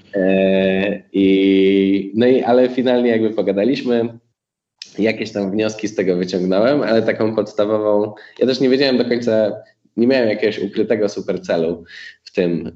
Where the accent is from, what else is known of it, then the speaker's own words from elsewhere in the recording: Poland; jesteśmy z Polski